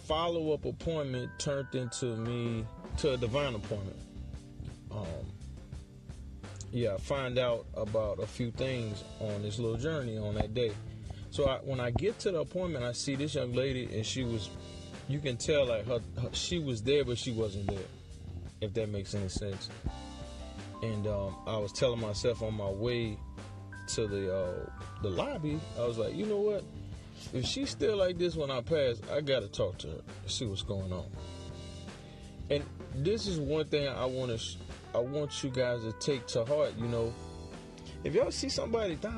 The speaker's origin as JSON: {"language": "English", "town": "New Orleans", "region": "Louisiana", "country": "United States", "moved": "as an adult", "said": "I'm from New Orleans."}